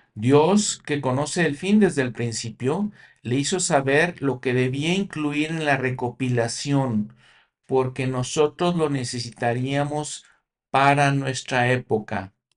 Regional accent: Mexico; yo como mexicano, yo crecí con ellas

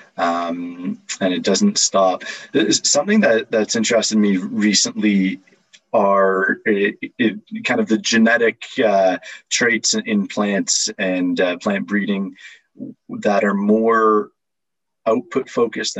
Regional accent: Toronto, Ontario, Canada; now in Oxford, United Kingdom; I'm living in Oxford, United Kingdom. I'm from Toronto, Canada

